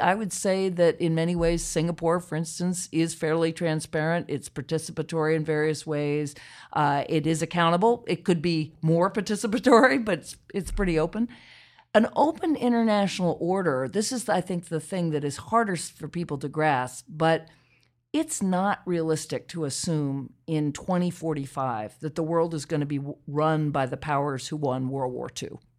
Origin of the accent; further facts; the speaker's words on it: Charlottesville, Virginia, United States; I grew up in Charlottesville, Virginia.